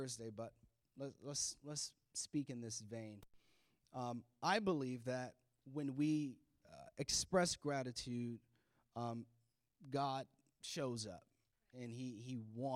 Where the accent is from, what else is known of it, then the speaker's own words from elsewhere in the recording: Florida, United States; now in Maryland, United States; this is our home now, but we're from Florida